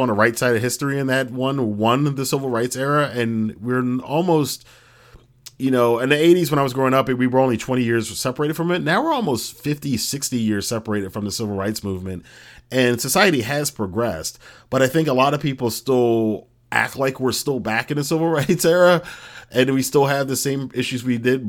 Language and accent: English; United States